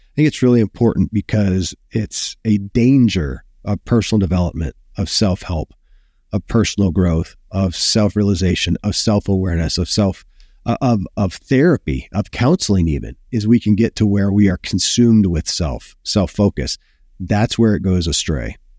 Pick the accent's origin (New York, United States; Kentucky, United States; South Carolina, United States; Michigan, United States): Kentucky, United States; born or raised there